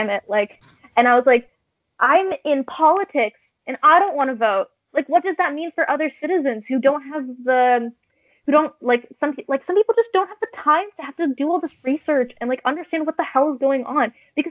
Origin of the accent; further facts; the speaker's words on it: Canada; as a Canadian